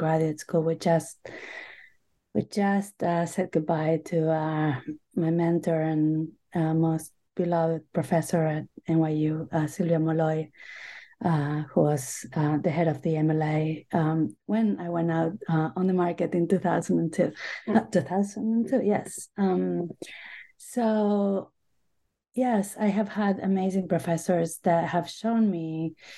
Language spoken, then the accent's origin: English; Buenos Aires, Argentina; English is a second language; moved away as an adult; also born or lived in Boston / New York; now in United States; I grew up in Buenos Aires, Argentina. I have been in the U.S. for most of my life now